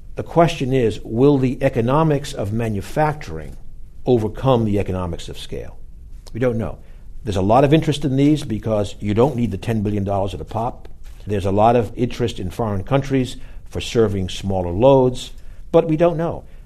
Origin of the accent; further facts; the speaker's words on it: Boston, Massachusetts, United States; my hometown, Boston